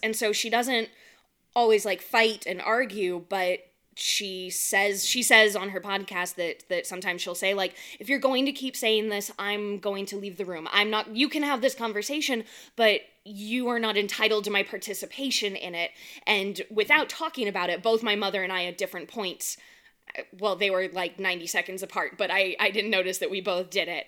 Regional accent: California, United States; moved away; I'm from California

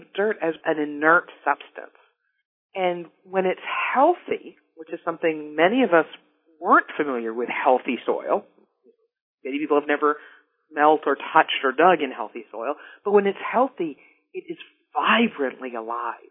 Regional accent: Dallas, Texas, United States; I grew up in North Dallas, the daughter of two university professors

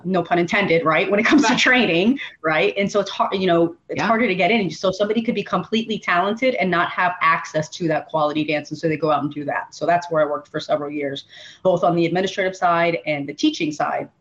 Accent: Miami, Florida, United States; also born or lived in Chile; I grew up down here in in Miami. I was born in Latin America. I was Chilean born, but we came here to the States many

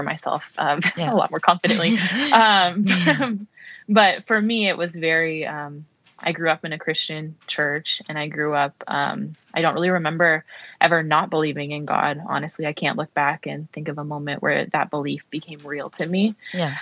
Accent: Minnesota, United States; moved away as an adult; also born or lived in Maryland, United States; now in Texas, United States; I grew up in Minnesota

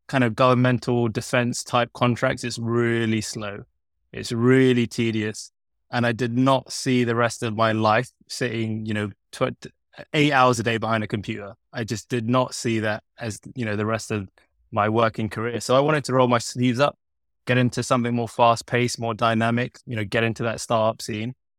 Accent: London, United Kingdom; I was born and bred in London, studied in London. I've always been in London.

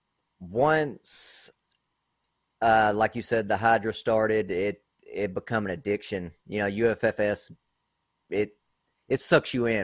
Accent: Tennessee, United States; I'm from Tennessee

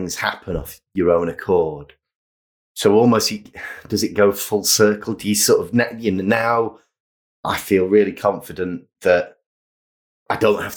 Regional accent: Manchester, North West England, United Kingdom; growing up in Manchester and being surrounded by music and design and cool stuff going on

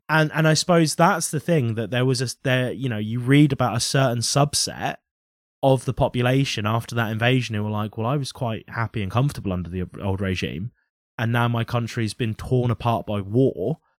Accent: United Kingdom; We were in Britain

